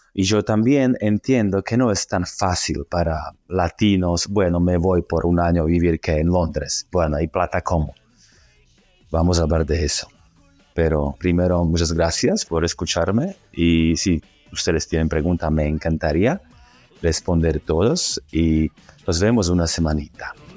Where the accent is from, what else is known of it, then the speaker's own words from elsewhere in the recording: Slovakia; Spanish is a second language; moved away as an adult; also born or lived in Australia / Argentina / Colombia; un loco eslovaco, que significa que yo soy de Eslovaquia